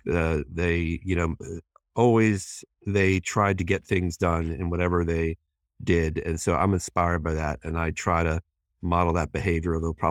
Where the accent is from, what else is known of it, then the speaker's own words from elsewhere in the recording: Hong Kong; born there; You know, I was born in Hong Kong